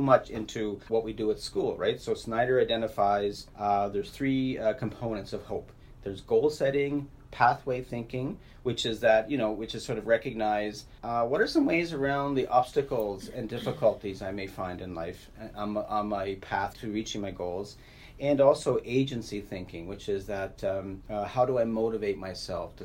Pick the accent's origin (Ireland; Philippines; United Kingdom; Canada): Canada; Nova Scotia; now in Manitoba, Canada; I grew up in Nova Scotia